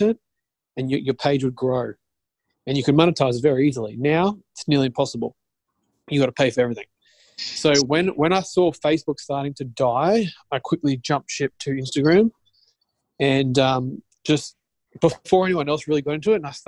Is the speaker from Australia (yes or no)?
yes; Australia; I'm from Australia